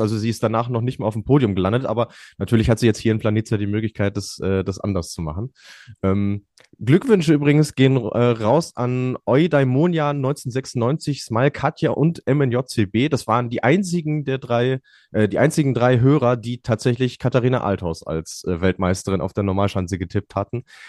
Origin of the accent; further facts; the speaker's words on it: Germany; als Deutsche